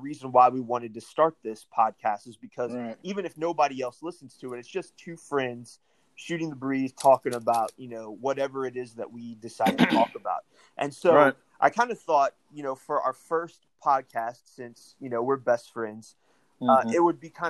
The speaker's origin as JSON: {"language": "English", "town": "De Soto", "region": "Missouri", "country": "United States", "tie": "born or raised there", "said": "I grew up with here in Missouri"}